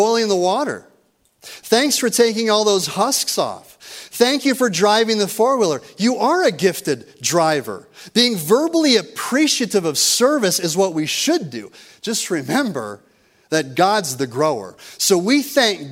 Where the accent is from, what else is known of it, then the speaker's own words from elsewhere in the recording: rural Minnesota, United States; moved away; I grew up with two younger brothers in rural Minnesota.